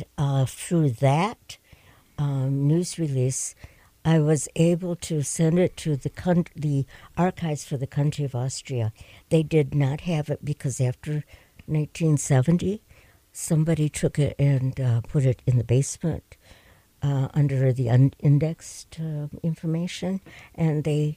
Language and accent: English; Petoskey, Michigan, United States; I'm from Petoskey